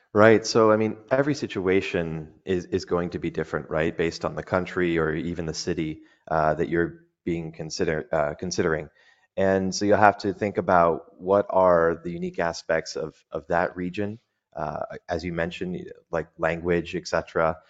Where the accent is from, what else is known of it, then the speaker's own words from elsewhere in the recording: United States; moved away as an adult; now in Dubai, United Arab Emirates; as an American